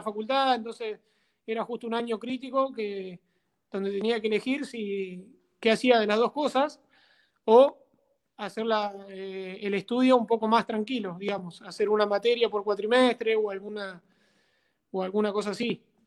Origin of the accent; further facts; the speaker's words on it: San Antonio de Areco, Buenos Aires Province, Argentina; Mi idea es venirme a mi pueblo, acá en San Antonio de Areco, eh, y bueno, quedarme a vivir acá, por ahí entrenar a algunos chicos de acá, de, un club donde yo jugaba acá cuando era muy chiquito